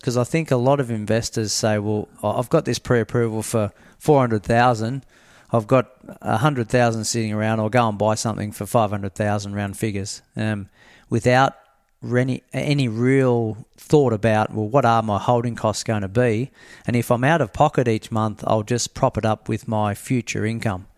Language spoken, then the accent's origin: English; near Horsham, Victoria, Australia; moved away; I grew up near Horsham